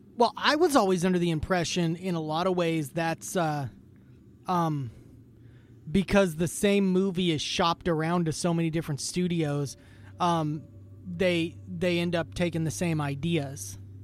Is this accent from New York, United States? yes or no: no; Idaho, United States; I'm coming from Idaho